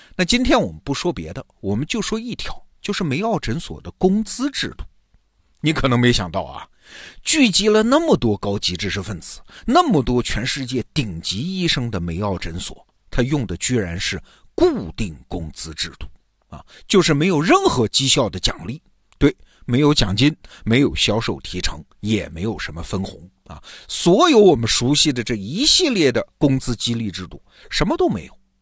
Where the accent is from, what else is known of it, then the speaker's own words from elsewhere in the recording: China; 我们中国人